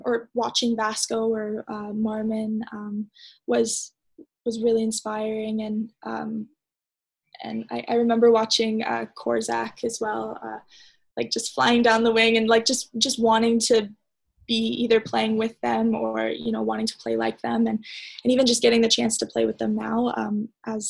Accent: Canada; being a Canadian

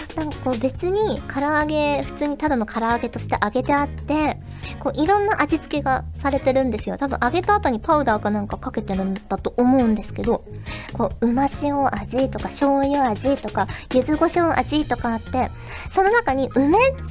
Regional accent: Kyushu, Japan; now in Tokyo, Japan; 九州出身の私は

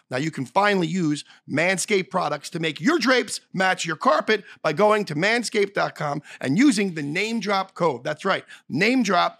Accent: Philadelphia, Pennsylvania, United States; moved away; I'm from Philly

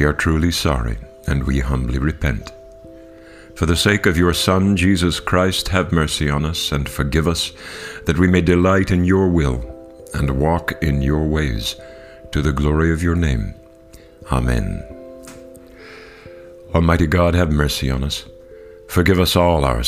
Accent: Kentucky, United States; my home state of Kentucky

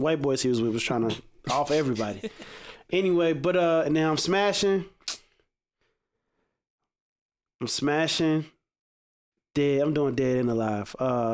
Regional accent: Chicago, Illinois, United States; moved away; I'm from Chicago.

